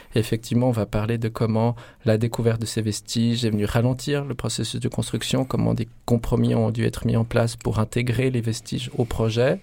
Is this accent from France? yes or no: no; Lausanne, Vaud, Switzerland; à Lausanne, on fait cette visite dans un centre commercial dans lequel Igor et moi on se rendait quand on était enfant